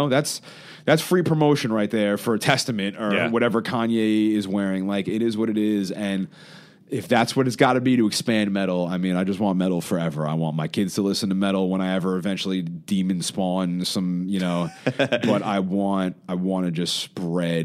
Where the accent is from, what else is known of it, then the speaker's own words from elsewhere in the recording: New York City, New York, United States; I grew up in Queens